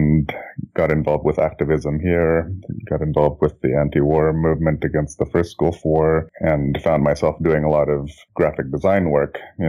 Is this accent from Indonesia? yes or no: yes; Jakarta, Indonesia; moved away as an adult; now in Oakland, United States; I was born and raised in Jakarta, Indonesia. I moved here in 1988 to go to college and then ended up staying. And I'm now 46, going on 47.